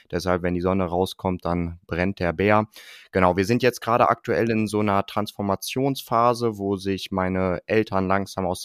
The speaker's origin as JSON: {"language": "German", "town": "Bielefeld", "region": "North Rhine-Westphalia", "country": "Germany", "said": "Ich komme aus dem äh, schönen und beschaulichen Bielefeld hier in Ostwestfalen."}